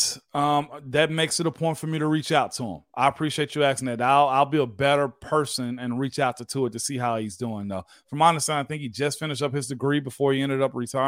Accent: Tennessee, United States; To be drafted by a team, I'm from Tennessee.

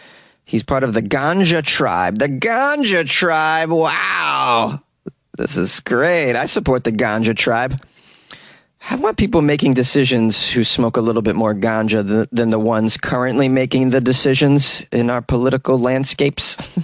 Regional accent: United States; I'm an American

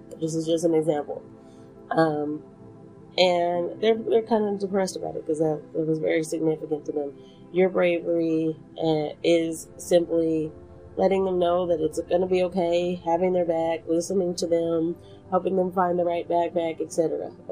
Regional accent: Texas, United States; somebody who was born and raised in Texas.

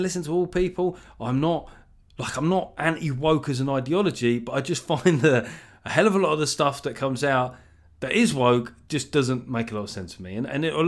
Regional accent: London, United Kingdom; I'm South Londoners. I'm not a Cockney

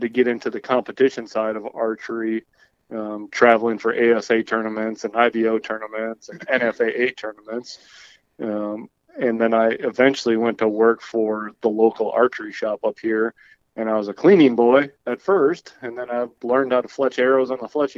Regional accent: Green Bay, Wisconsin, United States; I'm from Green Bay, Wisconsin. And like you said, my parents owned an archery shop growing up

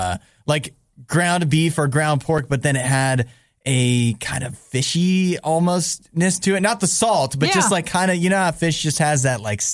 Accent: Canada; I'm a Canadian, so every time I see somebody from Canada in like American news

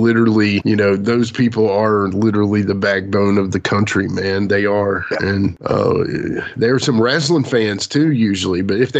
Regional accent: Southwest Virginia, United States; That's my neck of the woods. I'm from Southwestern Virginia. So I'm sorry, Southwest Virginia, not Southwest Virginia. Anyway, it's all the same area.

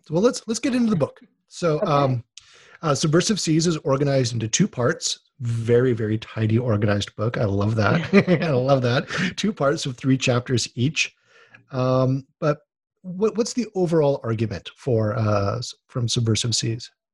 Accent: Honolulu, Hawaii, United States; moved away; I grew up on boats in Honolulu

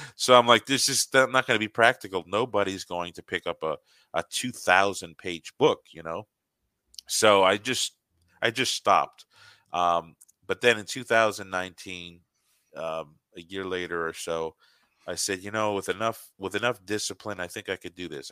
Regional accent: United States; an American Protestant

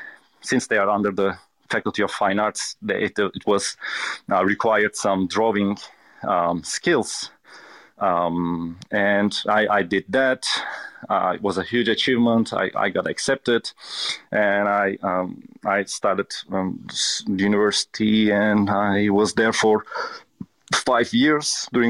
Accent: Turkey; I was born in Turkey and I was raised in Turkey. I can easily say that my family has never been a traditional Turkish family.

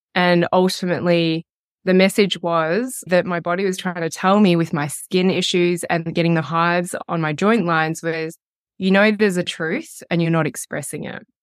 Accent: Melbourne, Victoria, Australia; now in Wanaka, New Zealand; I am living in Wanaka, so just over the hill from you, and I am from Melbourne, Australia

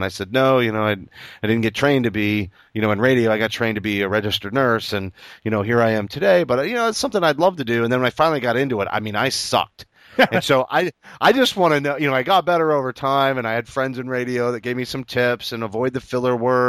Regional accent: Maine, United States; When I tell people I'm from Maine, it's the same thing. They're like, "Yeah, you don't have an accent."

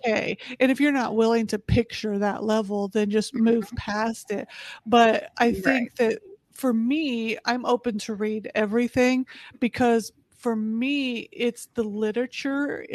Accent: Indianapolis, Indiana, United States; moved away as an adult; now in Texas, United States; I'm originally from Indianapolis, Indiana

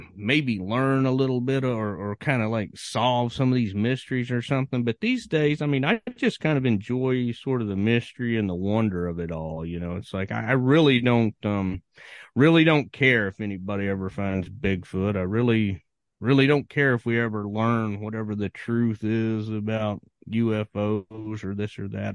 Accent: Virginia, United States; growing up in Virginia

